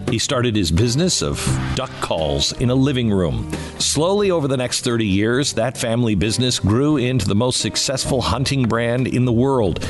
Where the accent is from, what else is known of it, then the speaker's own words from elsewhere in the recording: Seattle, Washington, United States; I grew up in Seattle.